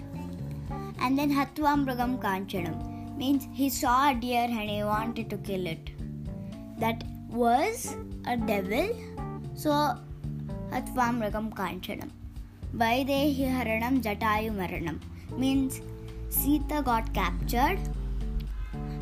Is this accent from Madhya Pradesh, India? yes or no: no; Bangalore, Karnataka, India; I'm from Bangalore